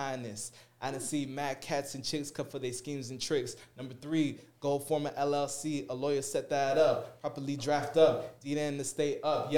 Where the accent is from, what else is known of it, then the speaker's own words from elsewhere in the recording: South Florida, United States; I'm originally from South Florida